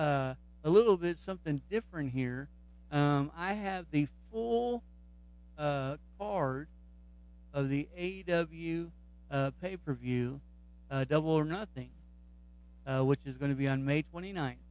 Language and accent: English; Kentucky, United States; So he's in my home state.